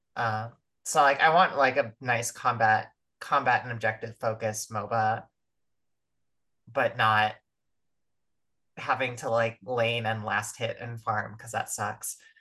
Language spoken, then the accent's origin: English; United States